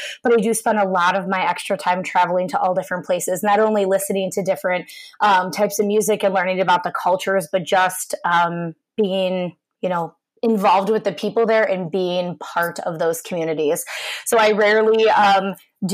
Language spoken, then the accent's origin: English; South Euclid, Ohio, United States; moved away as an adult; also born or lived in Westerville, Ohio; now in Waukesha, United States; I'm actually from South Euclid, Ohio, which is a suburb of Cleveland.